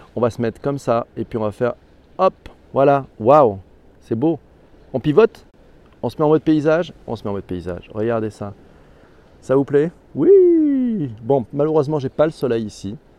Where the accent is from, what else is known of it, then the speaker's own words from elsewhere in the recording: Corsica, France; chez moi en Corse